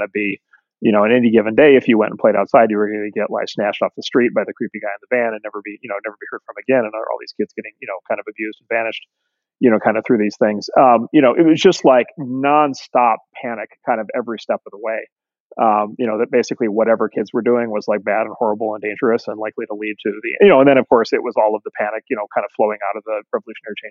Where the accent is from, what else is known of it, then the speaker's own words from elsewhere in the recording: Midwest, United States; I grew up in the Midwest in the 70s and 80s